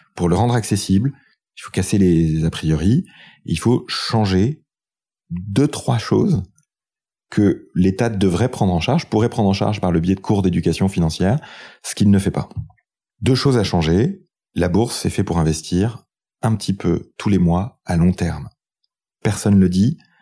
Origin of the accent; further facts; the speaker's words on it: France; quand on est français